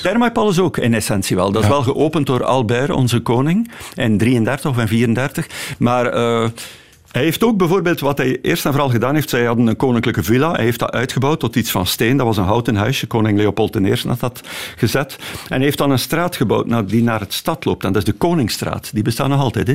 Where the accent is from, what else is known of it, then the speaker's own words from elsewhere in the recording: Torhout, Flanders, Belgium; now in Ostend, Belgium; Torhout, waar, we, waar ik vandaan kom